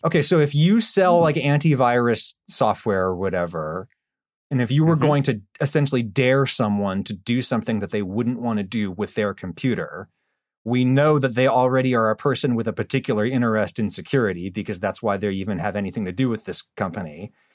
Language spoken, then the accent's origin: English; Pennsylvania, United States; my home state of Pennsylvania